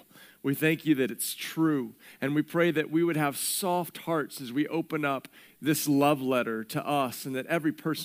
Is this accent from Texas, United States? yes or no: yes; Texas, United States; growing up in Texas